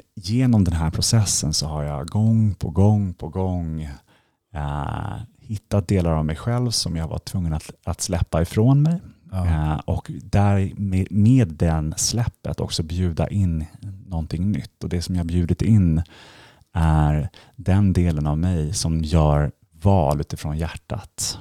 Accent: Stockholm, Stockholm County, Sweden; moved away as an adult; also born or lived in London; jag är uppvuxen här i Stockholm

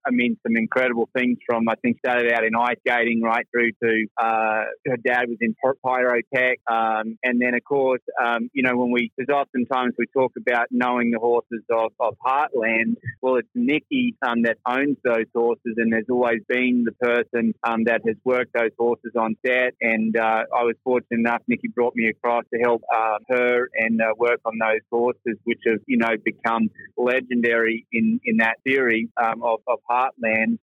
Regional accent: Australia; moved away; down home um, in Australia

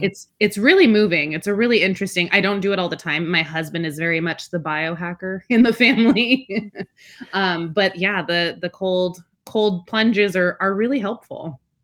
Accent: Alaska, United States; first language Spanish; English is a second language; also born or lived in Washington / Belmont, California; now in California, United States; I actually grew up in Alaska, which is pretty out there

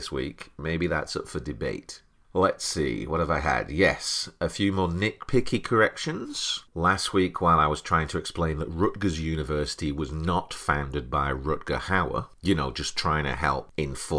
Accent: United Kingdom; moved away as an adult; now in United States

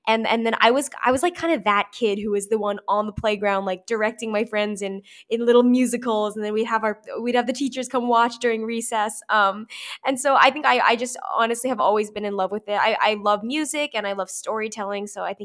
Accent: St. Louis, Missouri, United States; I grew up in St. Louis, Missouri, and it came around – it came to the Fox Theater, and so I went to see it.

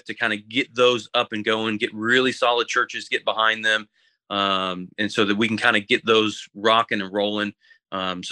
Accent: Florida, United States; moved away as an adult; now in Kingsport, United States; being from Florida and growing up in Florida

